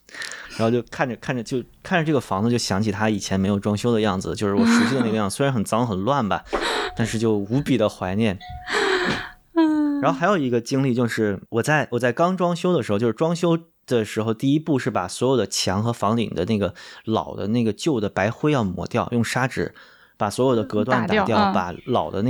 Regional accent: North China, China; 就在北方农村，其实旱厕什么的就随随地的，就我小时候也在农村生活过，就觉得完全 OK。

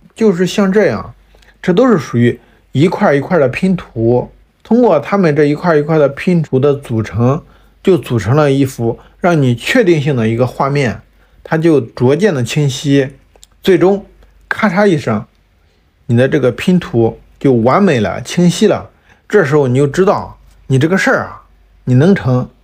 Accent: Shandong, China; 尤其是对于我们山东人来说，爸妈从小都告诉我，做一个铁饭碗儿，去考公务员

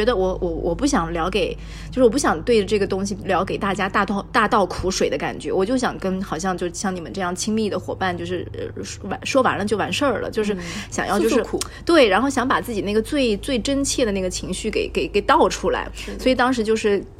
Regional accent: Zhejiang, China; 是对于我们浙江人来说，真的就是短途旅行或者度假的一个圣地。

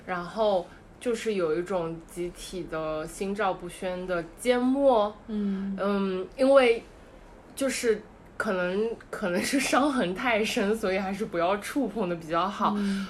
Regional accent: Shanghai, China; moved away; 我是个上海人

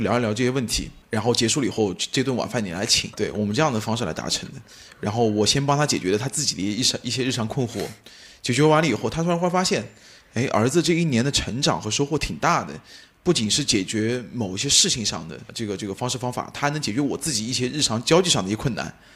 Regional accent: Tongling, Anhui, China; moved away as an adult; now in Hangzhou, China; 我是出生在安徽省铜陵市的热城不二青年，呃，九四年生人，一五年来的杭州

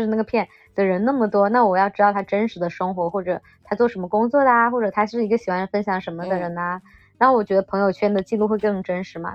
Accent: Yulin, Guangxi, China; now in Shenzhen, China; 我来自于广西的一个小城市

